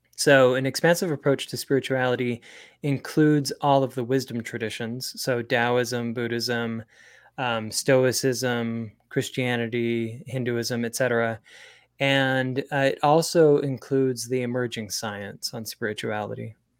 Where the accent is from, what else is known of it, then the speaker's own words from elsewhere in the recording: Springville, Utah, United States; I was raised in Springville, Utah